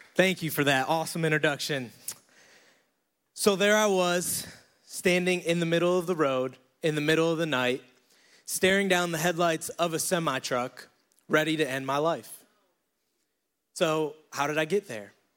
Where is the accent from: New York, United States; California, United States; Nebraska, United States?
New York, United States; Syracuse; moved away as an adult; now in Charlotte, United States; I'm from Syracuse, New York. I decided to move down here to Charlotte, North Carolina